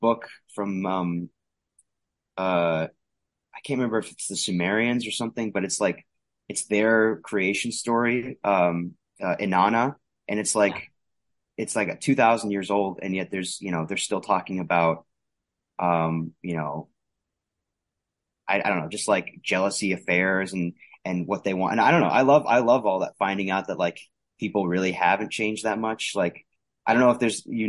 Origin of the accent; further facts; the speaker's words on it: Arizona, United States; I'm from Arizona